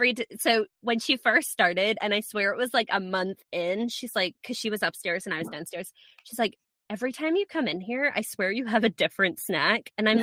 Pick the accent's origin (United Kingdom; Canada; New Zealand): United Kingdom; Scotland; accent: Scottish-American hybrid; Yeah, I'm from Scotland. I have people are going to listen to this and go, that is not a Scottish accent. You are correct, people. It is not a Scottish accent because I have lost it.